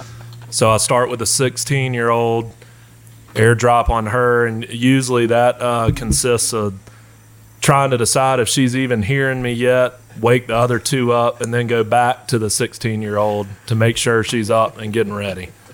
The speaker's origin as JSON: {"language": "English", "town": "Asheville", "region": "North Carolina", "country": "United States", "tie": "born or raised there", "said": "born and raised here in Asheville"}